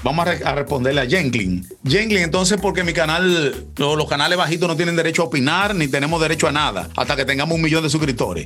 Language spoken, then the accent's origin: Spanish; Dominican Republic; Los dominicanos somos